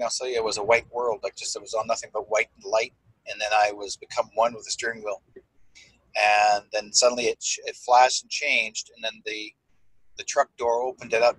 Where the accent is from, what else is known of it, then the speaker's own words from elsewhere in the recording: Manitoba, Canada; I'm originally from Manitoba in the eastern part of Canada